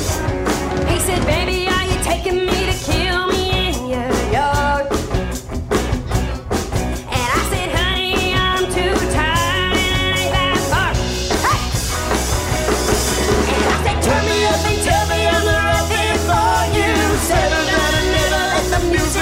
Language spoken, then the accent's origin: English; West Virginia, United States; moved away as an adult; now in Columbus, United States; I'm from West Virginia.